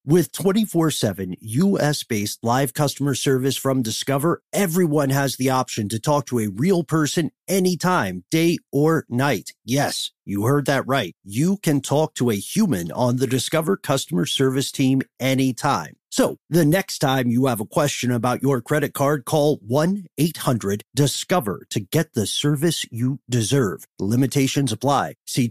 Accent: Appalachia, United States; accent: Appalachian; Well, it's probably my Appalachian roots linguistically popping out my accent.

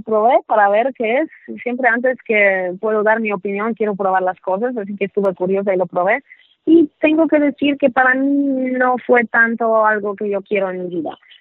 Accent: Poland; Spanish is a second language; moved away; also born or lived in New York / Mexico City; soy polaca

